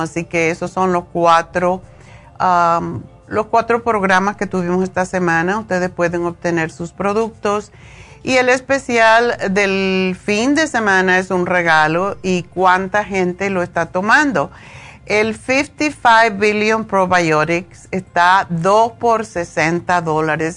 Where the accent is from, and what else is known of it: Cuba; moved away